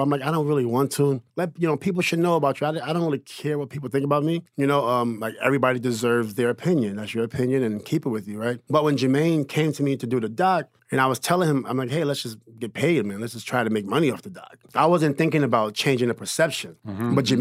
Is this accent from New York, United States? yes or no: yes; New York City, New York, United States; I was from Queens